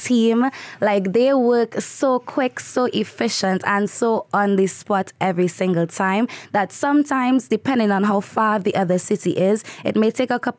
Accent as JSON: {"language": "English", "country": "Trinidad & Tobago", "moved": "yes", "said": "I'm from Trinidad"}